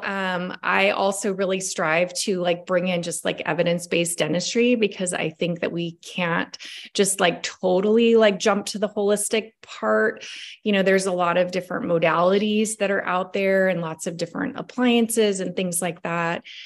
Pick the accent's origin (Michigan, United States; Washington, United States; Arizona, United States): Washington, United States; we're both from Washington State